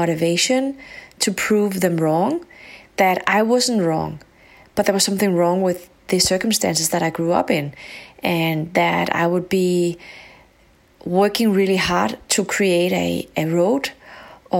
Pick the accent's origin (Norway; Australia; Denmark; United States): Denmark; also born or lived in Morocco; When I grew up, I was living in a very white community in a small country up north called Denmark.